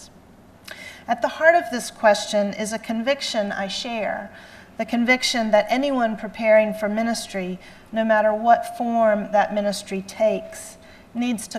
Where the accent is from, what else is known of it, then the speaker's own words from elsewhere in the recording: the South, Southern United States, United States; accent: Southern; my Southern accent